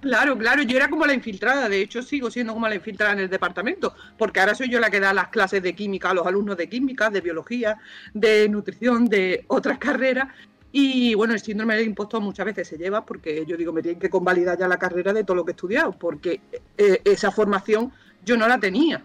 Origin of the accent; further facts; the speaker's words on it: Cádiz, Andalusia, Spain; also born or lived in Granada; yo iba a mi pueblo, yo soy de Cádiz.